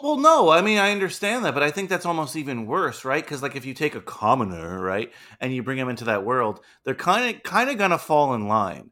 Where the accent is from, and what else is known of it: United States